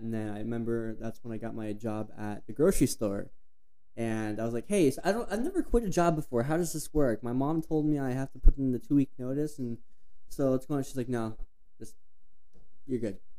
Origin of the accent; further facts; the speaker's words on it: Flagstaff, Arizona, United States; growing up in Flagstaff